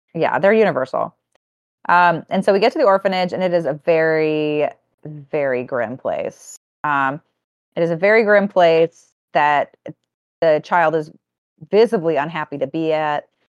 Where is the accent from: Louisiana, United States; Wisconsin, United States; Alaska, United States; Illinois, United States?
Louisiana, United States; Cajun; as a Cajun girly